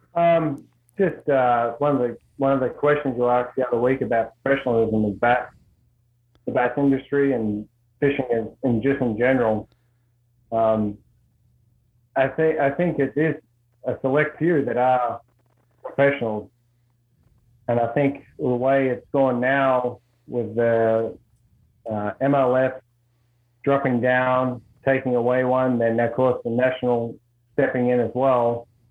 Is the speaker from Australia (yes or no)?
yes; Australia; moved away as an adult; now in Worcester, United States; grew up in Australia, moved here in, uh, uh into the US in 05